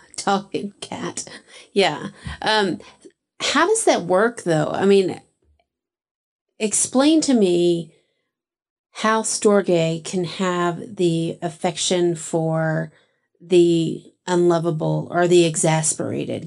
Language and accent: English; Texas, United States; all of my ancestors come from England, but I grew up in Texas.